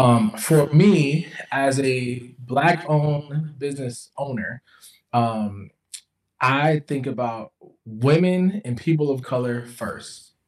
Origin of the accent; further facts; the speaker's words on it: the South, United States; I'm from the South.